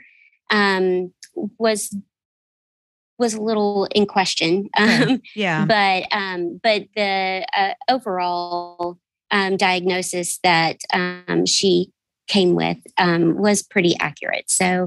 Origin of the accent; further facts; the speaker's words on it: Birmingham, Alabama, United States; I'm from Birmingham, Alabama, and I am a Spanish teacher for high school students in the Birmingham metro area.